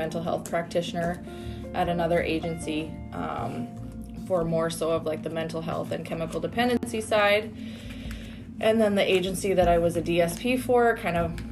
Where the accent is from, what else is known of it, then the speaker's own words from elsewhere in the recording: Canada; moved away as an adult; I'm Canadian